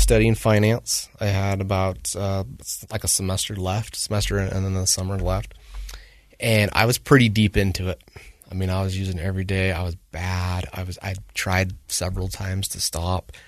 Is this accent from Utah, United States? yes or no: yes; Woods Cross, Utah, United States; also born or lived in North Salt Lake; I grew up in Woods Cross